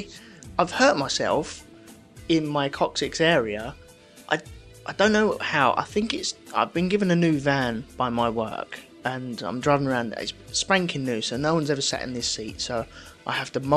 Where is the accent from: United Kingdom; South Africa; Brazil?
United Kingdom; England; I'm English, so I drink tea